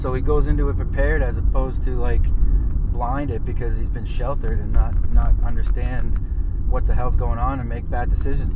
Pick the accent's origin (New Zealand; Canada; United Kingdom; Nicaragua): Canada; Lower Sackville, Nova Scotia; we grew up together in Cavalier